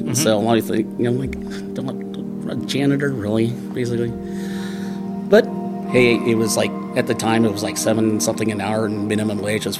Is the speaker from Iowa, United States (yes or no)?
no; Hawaii, United States; also born or lived in Coos Bay, Oregon; But we moved the band in when I was 3, maybe? Dad got a wild burr and we moved to Hawaii.